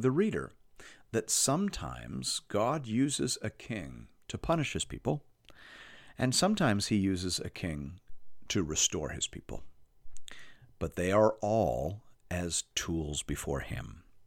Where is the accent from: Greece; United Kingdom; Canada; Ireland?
Canada; As a Canadian